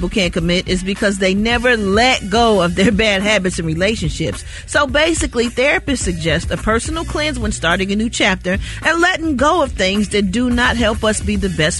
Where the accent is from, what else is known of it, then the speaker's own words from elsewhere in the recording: Chicago, Illinois, United States; I'm from Chicago, it was just a thing to get your lick back.